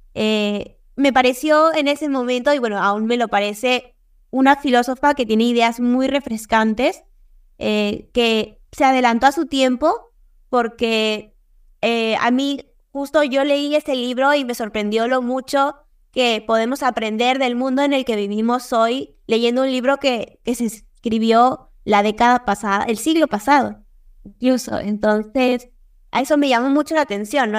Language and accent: Spanish; Peru; soy de Perú